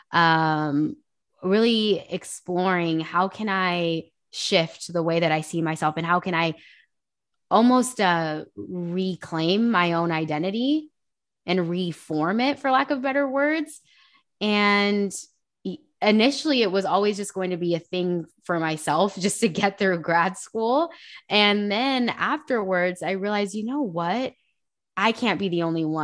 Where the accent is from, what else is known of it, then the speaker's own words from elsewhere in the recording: Hayward, California, United States; also born or lived in Union City; So I originally I kind of hopped around a lot as a kid. Um, I spent some time in Hayward, Union City. It, it's literally like a slew of cities, but um, the Bay Area.